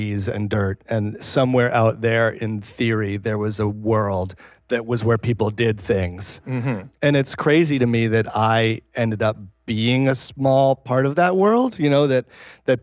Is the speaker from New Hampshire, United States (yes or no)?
yes; New Hampshire, United States; moved away; I grew up in New Hampshire